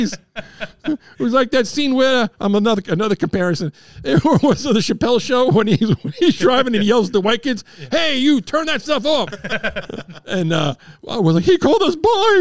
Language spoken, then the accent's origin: English; Long Island, New York, United States; growing up in Long Island as a Ranger fan in Islander country